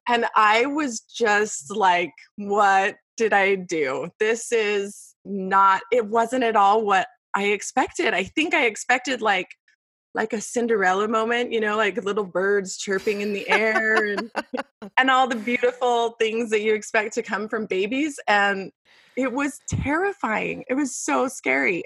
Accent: Las Vegas, Nevada, United States; moved away as an adult; now in Queen Creek, United States; I was born and raised in Las Vegas

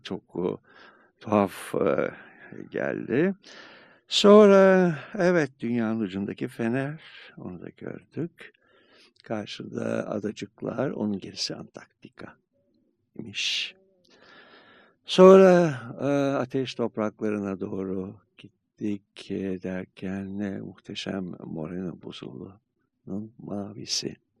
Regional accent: Turkey

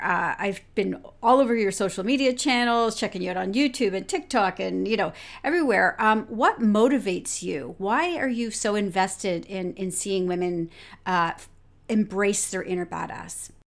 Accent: London, Ontario, Canada; London, my hometown

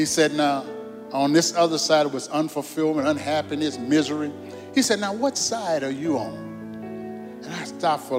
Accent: New Orleans, Louisiana, United States; I was born in New Orleans, Louisiana

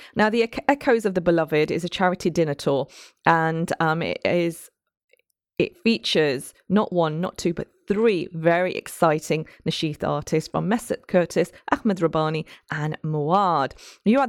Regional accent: Nottingham, East Midlands, United Kingdom; growing up in Nottingham

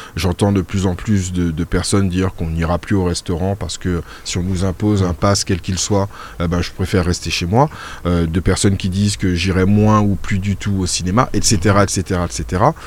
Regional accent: Martinique; j'ai fait une grande partie de ma scolarité en Martinique

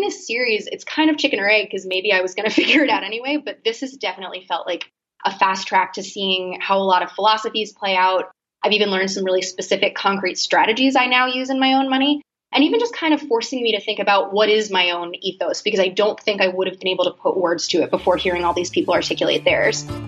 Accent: Boston, Massachusetts, United States; I'm from Boston originally, um, a few minutes outside actually

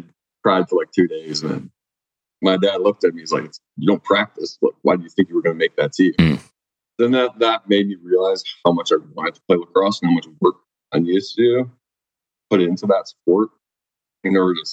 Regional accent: Oakville, Ontario, Canada; moved away as an adult; also born or lived in Columbus, Ohio; I grew up in Oakville

